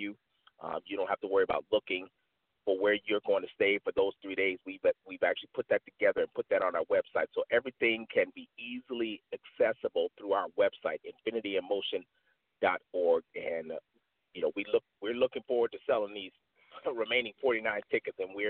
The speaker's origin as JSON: {"language": "English", "town": "Aurora", "region": "Illinois", "country": "United States", "tie": "born or raised there", "moved": "yes", "said": "I grew up in Aurora, Illinois, right outside of Chicago"}